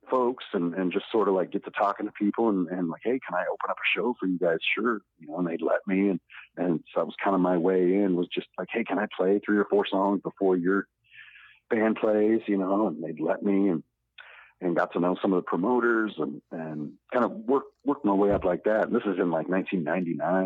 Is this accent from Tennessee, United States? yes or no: no; Iowa, United States; when I kind of moved to Iowa City, it was 1998